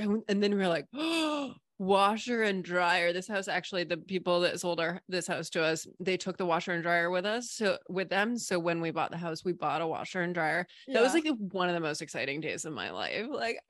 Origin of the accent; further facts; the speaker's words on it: New England, United States; also born or lived in Hawaii / Barbados / North Carolina / Seattle; now in Sarasota, United States; So I'm in Sarasota, Florida. I'm originally from New England. Moved around a ton. I've lived in Hawaii, Barbados, North Carolina, Seattle, Oregon, Washington, D.C. And we lived in Maine for 10 years.